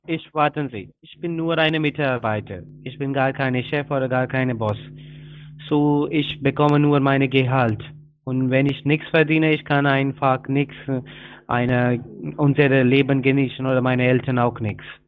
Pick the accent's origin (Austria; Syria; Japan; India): India; German is a second language; now in Berlin, Germany; ich bin ein Inder